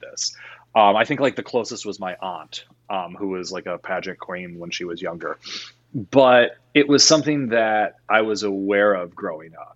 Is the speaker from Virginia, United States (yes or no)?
yes; Virginia, United States; moved away; also born or lived in Iowa; My family is from the South. I was born in Virginia.